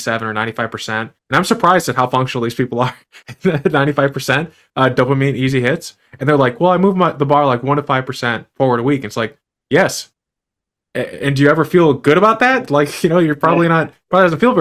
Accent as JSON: {"language": "English", "country": "United States", "said": "I'm an American"}